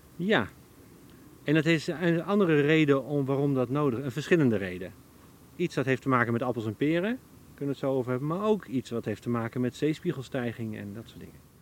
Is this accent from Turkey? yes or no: no; Veluwe, Gelderland, Netherlands; Ik groeide op op de Veluwe